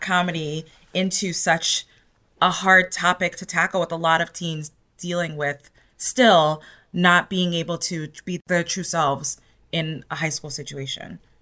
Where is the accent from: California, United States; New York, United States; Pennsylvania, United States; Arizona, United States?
New York, United States; New York City; moved away as an adult; now in Los Angeles, United States; having been born and raised in New York City and now living in Los Angeles